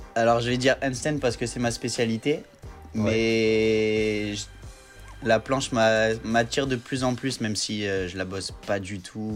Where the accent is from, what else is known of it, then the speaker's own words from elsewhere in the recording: Marseille, Provence-Alpes-Côte d'Azur, France; Je viens de Marseille